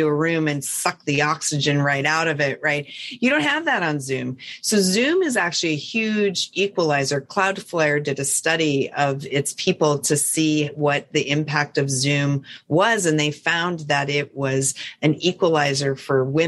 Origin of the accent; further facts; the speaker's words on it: Montana, United States; I'm from Montana